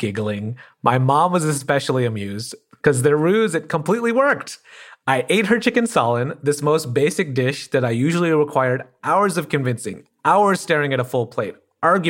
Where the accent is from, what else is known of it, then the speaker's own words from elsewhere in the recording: Saginaw, Michigan, United States; There was no world in which there was a Pakistani restaurant in Saginaw, Michigan, and we didn't go as a family.